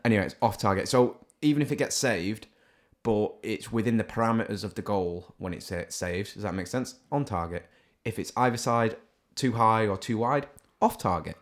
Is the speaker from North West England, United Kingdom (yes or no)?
yes; Salford, North West England, United Kingdom; also born or lived in Stockport; I'm a, um, Manchester City fan from Salford